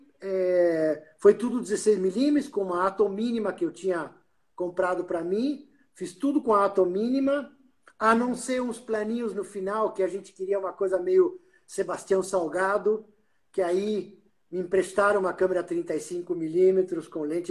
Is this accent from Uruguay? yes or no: yes; Uruguay; now in Brazil; eu como uruguaio morando no Brasil, eu sempre ia de férias para o Uruguai